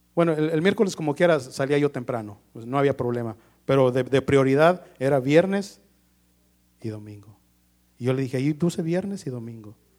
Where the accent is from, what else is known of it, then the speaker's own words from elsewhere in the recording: Mexico; como todo mexicano